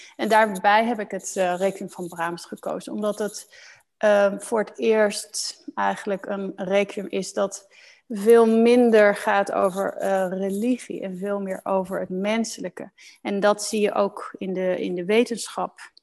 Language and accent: Dutch; Netherlands; moved away as an adult; also born or lived in Osnabrück, Germany / Heidelberg, Germany; now in Germany; Ik ben als Nederlander opgegroeid in dat Nederlandse reissysteem